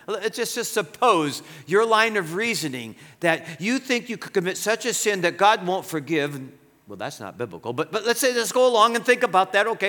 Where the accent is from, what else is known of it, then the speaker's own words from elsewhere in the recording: United States; I'm an American, born American. My grandpa's from Greece, my grandma's from Ireland